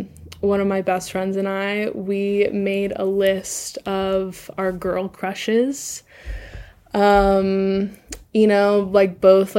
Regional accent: Southeast, United States; also just, like, generally growing up in the Southeast, like, I knew, like, a couple of, like, gay people growing up

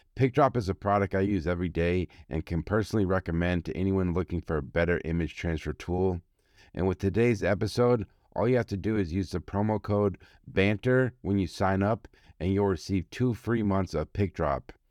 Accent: Boston, Massachusetts, United States; born or raised there

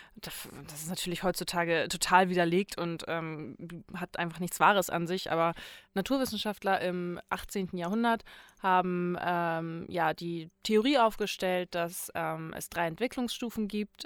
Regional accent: Itzehoe, Schleswig-Holstein, Germany; Ich komme, also ich komme aus Itzehoe

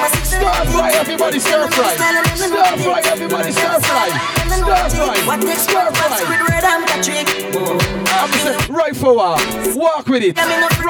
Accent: St. Lucia; Big up my brother Ado. I'm from St. Lucia.

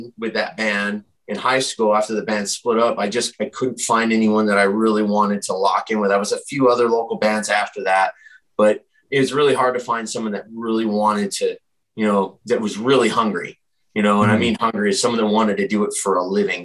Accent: Rochester, New York, United States; We grew up together and we're both from Rochester, New York

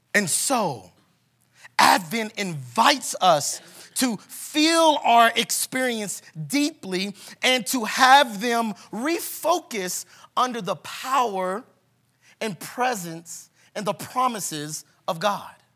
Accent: Kansas City, Missouri, United States; moved away as an adult; now in Denver, United States; we are from Kansas City, Missouri

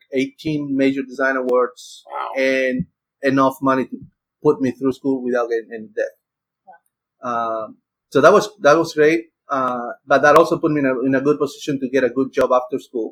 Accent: Argentina; moved away as an adult; now in United States; I'm from Argentina and I came to the US in 98

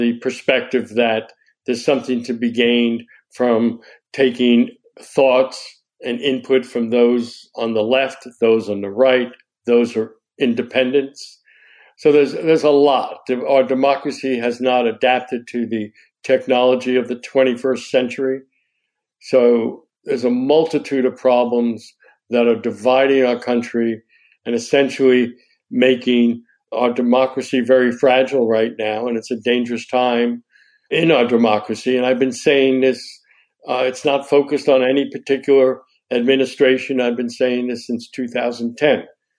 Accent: Pennsylvania, United States; I'm a businessman from Pennsylvania

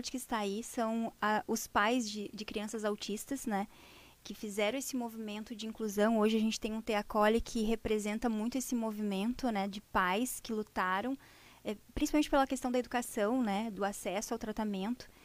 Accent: Parobé, Rio Grande do Sul, Brazil

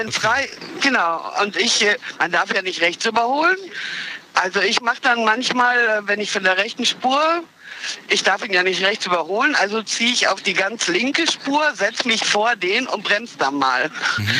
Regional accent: Olpe, North Rhine-Westphalia, Germany; Äh, Sauerland-Olpe. Und ich pendel jeden Tag einmal Olpe-Köln.

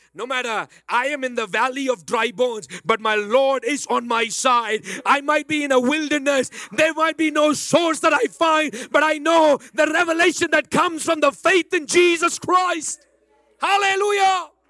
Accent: Bangalore, Karnataka, India; accent: Bangalore; now in Dallas, United States; my original Bangalore, na, my Bangalore accent

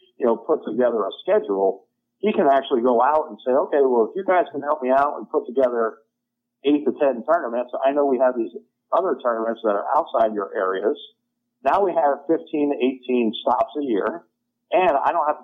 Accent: Atlanta, Georgia, United States; born or raised there

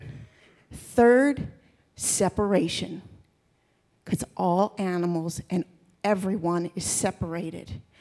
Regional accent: Texas, United States; also born or lived in Maryland; when I was 6 years old. And God picked up our family. We moved from Maryland to Texas

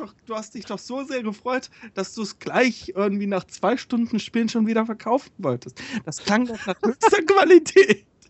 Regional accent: Hesse, Germany; now in Bavaria, Germany; ich als Hesse

